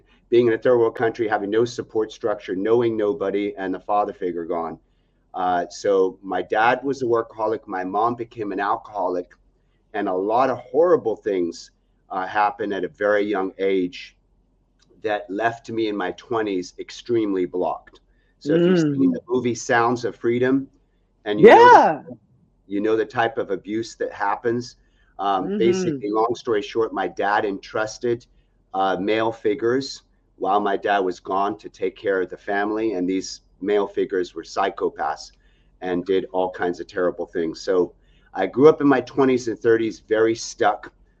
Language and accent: English; Algeria; also born or lived in Nebraska, United States; I was born in Nebraska, and then 6 months old as a baby, we then moved to Algeria in Africa, a third world country.